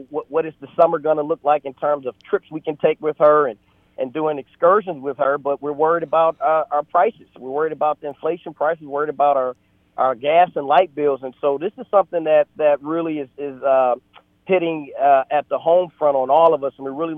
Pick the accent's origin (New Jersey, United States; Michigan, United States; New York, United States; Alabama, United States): Michigan, United States; Detroit; moved away as an adult; also born or lived in Atlanta, Georgia; now in Virginia, United States; I grew up in Detroit, Michigan